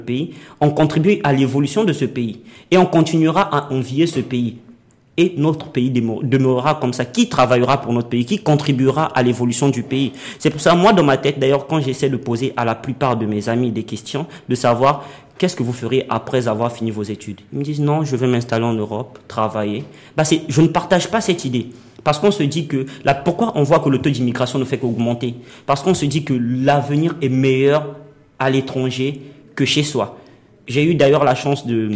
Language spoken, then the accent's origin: French; Republic of the Congo; moved away as an adult; now in Morocco; je suis congolais, je sors de mon pays à la quête de la réussite